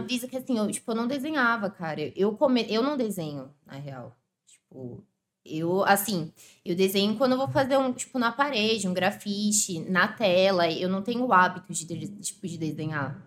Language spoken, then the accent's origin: Portuguese; São Paulo, Brazil; moved away; also born or lived in Zona Leste, São Paulo; eu nasci em Ribeirão, fui criada lá